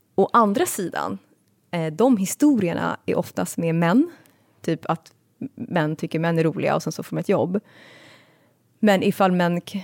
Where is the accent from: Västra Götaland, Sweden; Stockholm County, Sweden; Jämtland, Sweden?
Stockholm County, Sweden; Stockholm; jag växte upp i Kista